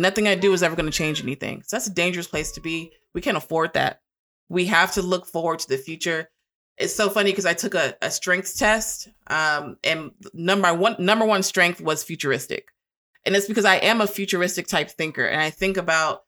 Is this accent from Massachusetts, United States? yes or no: no; Long Beach, California, United States; moved away as an adult; now in Arkansas, United States; I'm from California. I'm from Long Beach, California.